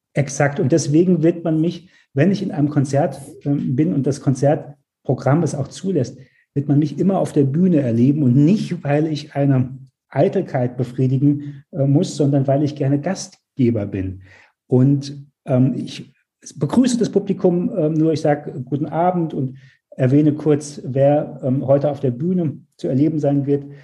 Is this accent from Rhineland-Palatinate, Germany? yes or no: yes; Mainz, Rhineland-Palatinate, Germany; moved away as an adult; also born or lived in New York / Hamburg; Ich bin in Mainz geboren.